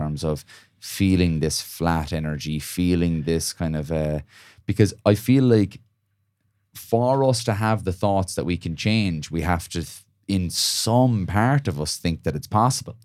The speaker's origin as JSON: {"language": "English", "country": "Ireland", "said": "cultural thing for us as Irish people"}